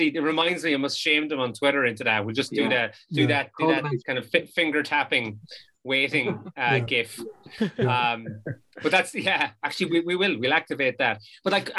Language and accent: English; Sligo, Connacht, Ireland; moved away; I've just moved back to Sligo because creating this job in the brewery for me allowed me and my wife to move back to Sligo. She's from Glencar, I'm from Colony